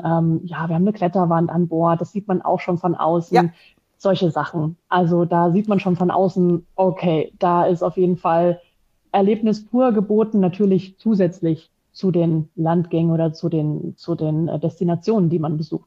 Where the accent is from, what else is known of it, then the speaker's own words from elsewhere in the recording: Dresden, Saxony, Germany; moved away as an adult; now in Frankfurt, Germany; ich bin in der Gastronomie groß geworden, im elterlichen Betrieb, komme ursprünglich aus Dresden, bin aber schon jetzt äh, 14 Jahre hier in, in Frankfurt beheimatet